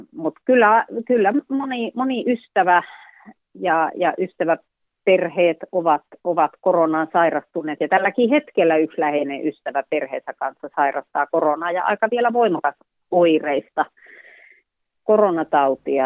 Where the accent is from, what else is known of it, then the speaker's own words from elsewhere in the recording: Joutseno, South Karelia, Finland; also born or lived in Sonkajärvi / Huittinen; siellä vietin lapsuuteni itse asiassa noin kolme vuotiaasta lähtien